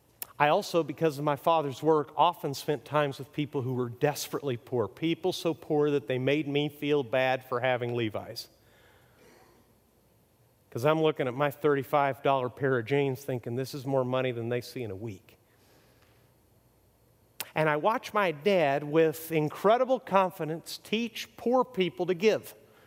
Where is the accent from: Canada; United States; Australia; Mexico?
Mexico; See, I grew up middle class in Mexico and went to private schools, which was very nice.